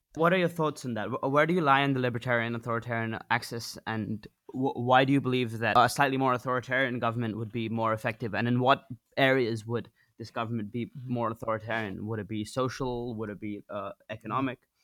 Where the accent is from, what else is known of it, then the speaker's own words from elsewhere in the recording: India; I'm from India